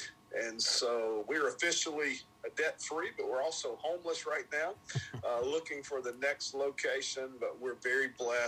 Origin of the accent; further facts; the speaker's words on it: Columbia, Mississippi, United States; now in Tupelo, United States; close to where I was raised, which is Columbia. And my father and mother moved to Columbia, Mississippi when I was three. And so I grew up in and around the Woodlawn Church in Columbia, Mississippi